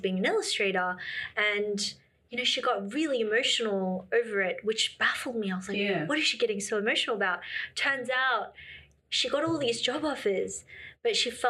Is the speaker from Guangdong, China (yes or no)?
no; Shanghai, China; I've lived in China for 5 years and I'm from Shanghai, lived in Beijing.